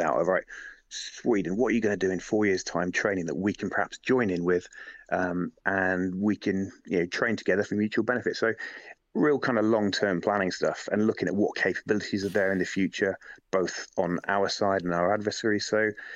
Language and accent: English; Lincoln, East Midlands, United Kingdom; now in London, United Kingdom; I come from Lincoln originally. I'm living down in London, Lincoln originally